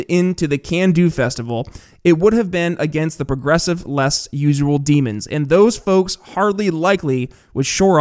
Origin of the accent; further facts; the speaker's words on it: northern New York State, United States; growing up in northern New York State.